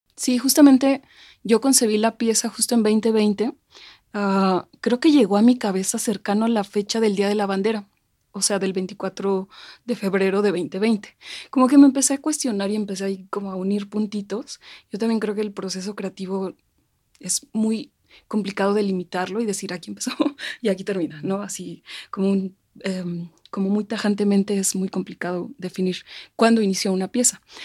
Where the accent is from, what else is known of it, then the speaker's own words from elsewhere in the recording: Mexico; nos representa como mexicanos, como mexicanas